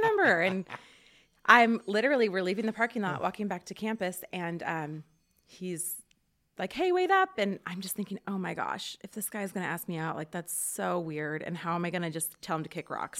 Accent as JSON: {"language": "English", "town": "Portland", "region": "Oregon", "country": "United States", "tie": "born or raised there", "also_born_or_lived": "Rathdrum, Idaho", "moved": "yes", "lives_now": "Rathdrum area, United States", "said": "I grew up in Portland and then came here."}